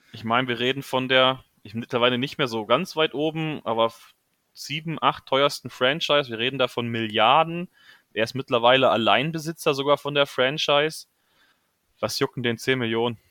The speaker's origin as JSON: {"language": "German", "area": "near Marburg", "region": "Hesse", "country": "Germany", "said": "Komme aus der Nähe Marburg"}